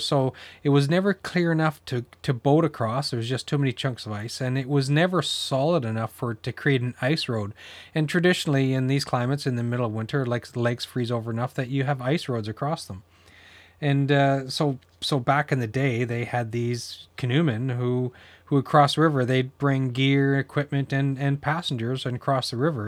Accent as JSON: {"language": "English", "region": "New Brunswick", "country": "Canada", "tie": "born or raised there", "said": "I grew up in New Brunswick"}